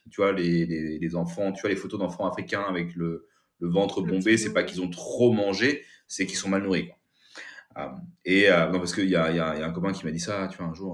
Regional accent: Kathmandu, Bagmati, Nepal; born there; moi je suis né, tu vois, au Népal, à Katmandou.

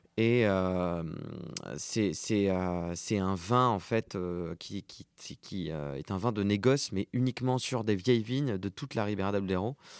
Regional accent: France; je suis né en 1992 en France, deux parents libanais et maintenant je suis franco-libanais

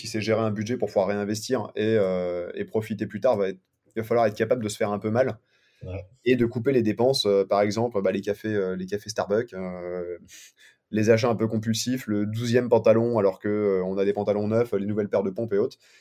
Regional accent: Paris, Île-de-France, France; moi je viens de Paris à la base

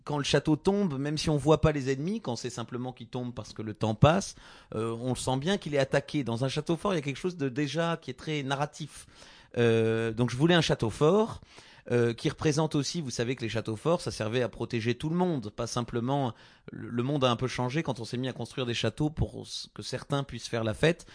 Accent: Gascony, Occitania, France; dans le sud-ouest, les Gascons, là d'où je viens

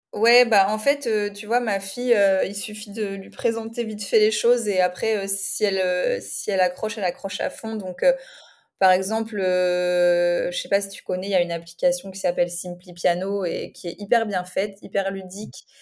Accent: France; moved away as an adult; now in Spain; je suis française

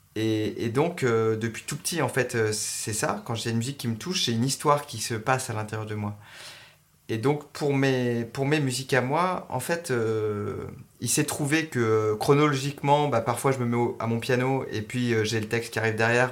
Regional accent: Montpellier, Occitania, France; also born or lived in Paris; j'ai passé mon enfance à Montpellier

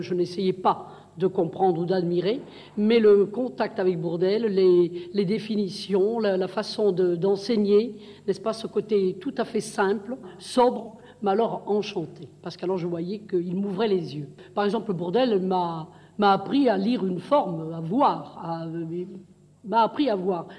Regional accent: Montpellier, Occitania, France; also born or lived in Grans, Provence; je suis née en Provence, dans un tout petit village, Grance, qui est entre Miramas et Salon, j'ai été en nourrice dans, dans ce qu'on peut appeler l'accro. Et puis, je, nous sommes venus à Montpellier

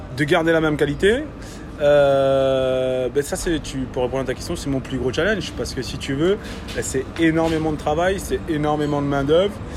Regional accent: Réunion; moved away; Je viens de La Réunion. d'une famille de, charcutiers.

